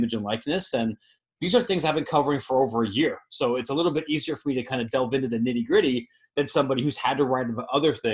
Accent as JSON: {"language": "English", "region": "Ohio", "country": "United States", "tie": "born or raised there", "moved": "as an adult", "lives_now": "Chicago, United States", "said": "I grew up in Ohio. I live in Chicago now, but I spent most of my life in Ohio"}